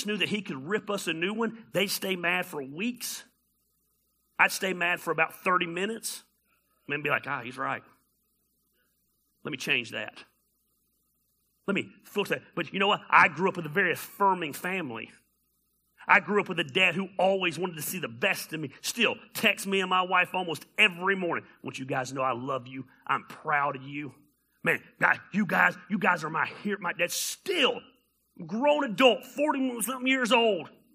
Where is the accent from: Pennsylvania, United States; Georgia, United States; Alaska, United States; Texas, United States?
Georgia, United States; Decatur; I grew up in Decatur, Georgia